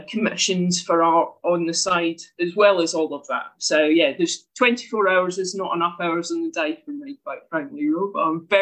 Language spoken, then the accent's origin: English; Scotland, United Kingdom; moved away as an adult; now in Herne Bay, United Kingdom; you can probably tell from the accent I'm not from there. I'm from Scotland originally